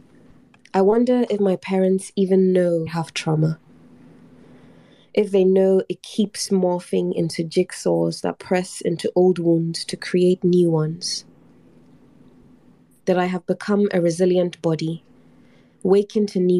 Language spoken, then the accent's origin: English; Ghana; I talk a lot about my identity as a Black woman, as an artist, as a poet, as a Ghanaian